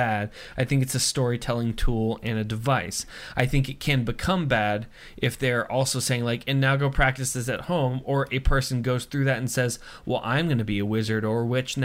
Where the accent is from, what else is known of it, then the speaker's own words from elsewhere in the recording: United States; as an American